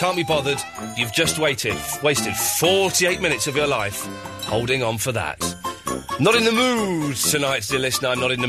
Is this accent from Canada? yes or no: no; United Kingdom; I'm a British gentleman. Why would I want to watch that American tosh?